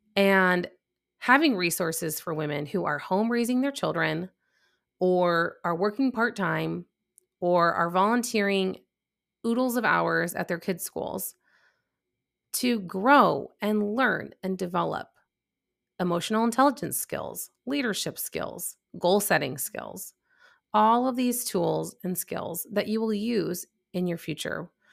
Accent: Chicago, Illinois, United States; moved away as an adult; now in North Texas, United States; I'm from Chicago. I'm used to the cold temperatures

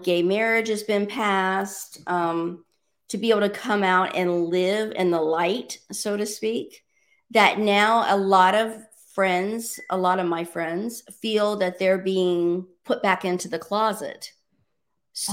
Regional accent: Orlando, Florida, United States; now in Miami, United States; I was born and raised in Orlando.

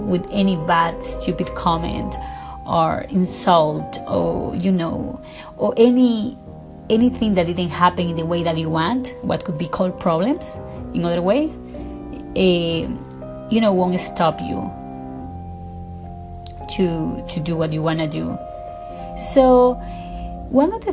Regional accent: Ecuador; English is a second language; now in Beverly Hills, United States; I am from Ecuador. I live in Beverly Hills. My accent is very thick.

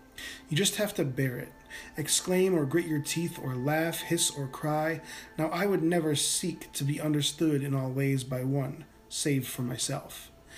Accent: Northeast, United States; Okay, so I grew up in the Northeast, and, you know, so we used to go to the beach every year.

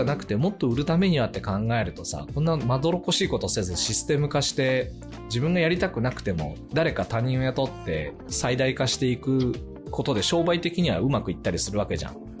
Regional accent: Japan; born or raised there; moved away as an adult

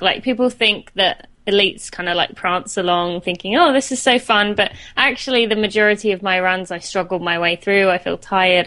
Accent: St Albans, East of England, United Kingdom; accent: British; moved away as an adult; I'm from uh, St Albans in England. I lived there till I was 18

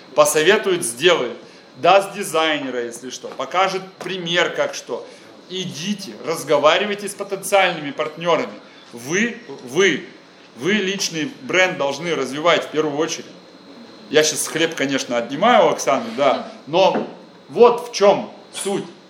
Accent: Krasnodar, Krasnodar Krai, Russia; я из Краснодара

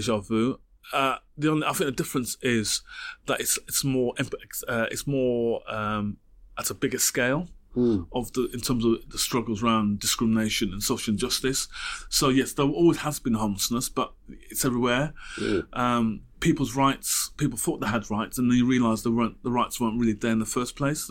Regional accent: Wolverhampton, West Midlands, United Kingdom; growing up in Wolverhampton, dub music and roots music was a key part of my upbringing

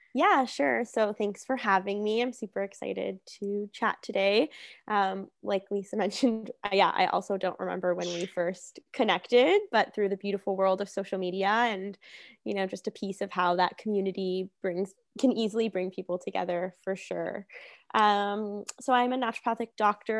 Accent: Hamilton, Ontario, Canada; moved away as an adult; I'm from Hamilton.

